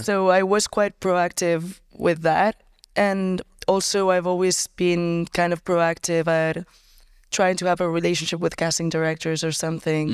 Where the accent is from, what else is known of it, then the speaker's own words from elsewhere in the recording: Barcelona, Catalonia, Spain; also born or lived in Tarragona area; It was, it was here in Barcelona. I lived here kind of my entire life